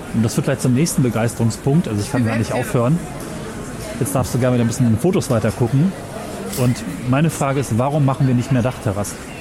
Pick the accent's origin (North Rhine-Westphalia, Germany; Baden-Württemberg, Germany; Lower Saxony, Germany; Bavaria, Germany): Lower Saxony, Germany; Göttingen; in meiner Heimatstadt in Göttingen